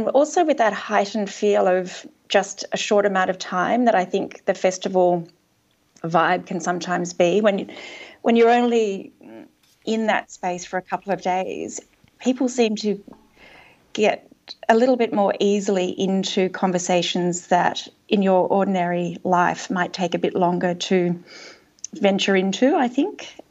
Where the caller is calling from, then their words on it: Launching Place, Victoria, Australia; So, where the office is actually based in Launching Place, which is just down the road from Warburton.